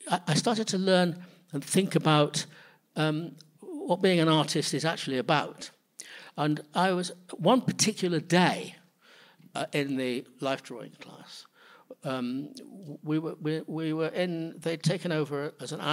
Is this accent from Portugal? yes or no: no; Manchester, North West England, United Kingdom; also born or lived in London; now in New York City, United States; growing up in Manchester, in the north of England